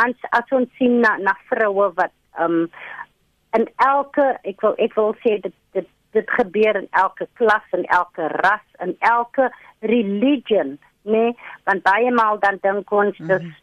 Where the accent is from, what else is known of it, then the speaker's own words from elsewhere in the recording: Cape Town, Western Cape, South Africa; ek kom van die Cape Flats